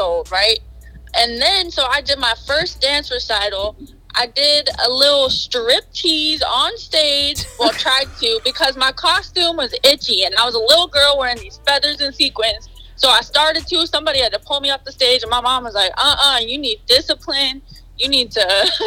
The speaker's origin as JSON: {"language": "English", "town": "Los Angeles", "region": "California", "country": "United States", "tie": "born or raised there", "also_born_or_lived": "Las Vegas, Nevada", "said": "Born in Vegas and raised in LA, California."}